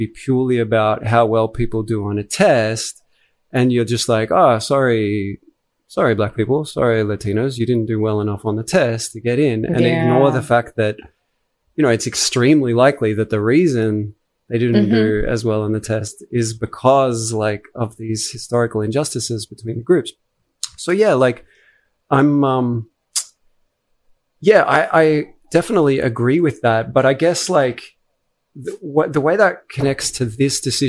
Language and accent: English; Australia; as an Australian